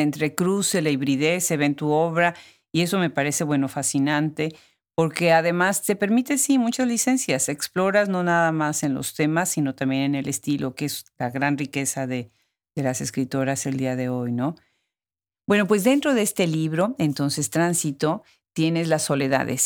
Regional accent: Mexico; otra mexicana

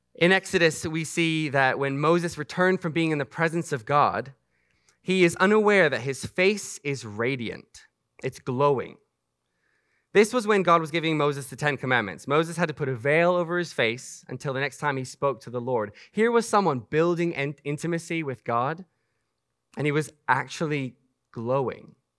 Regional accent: Macau; moved away; I grew up in Macau, China

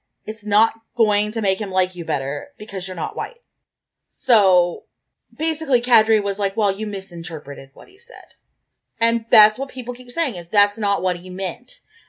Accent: Oklahoma, United States; born or raised there; now in Maryland, United States

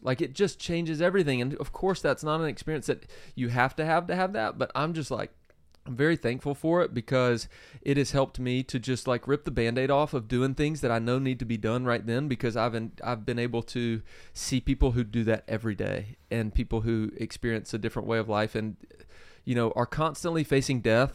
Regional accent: South Georgia, United States; I grew up in South Georgia

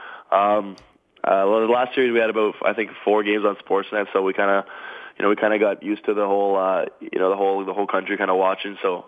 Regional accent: Mississauga, Ontario, Canada; I'm from Mississauga

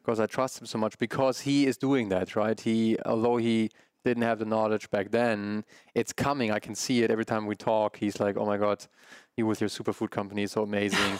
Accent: Germany; my parents coming from Germany, growing up in Germany, um, a big meat household

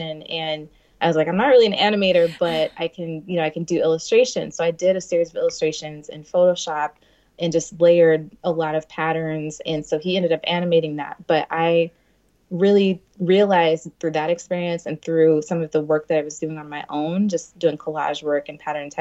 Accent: Seattle, Washington, United States; now in Brooklyn, United States; I grew up in the Seattle area

